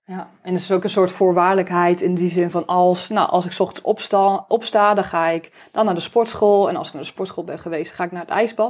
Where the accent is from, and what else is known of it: Netherlands